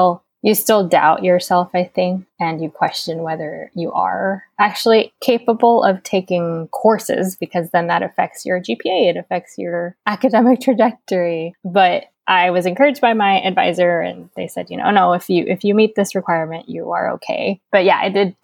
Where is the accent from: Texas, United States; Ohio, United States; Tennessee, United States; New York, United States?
Texas, United States; Houston; I grew up in Houston.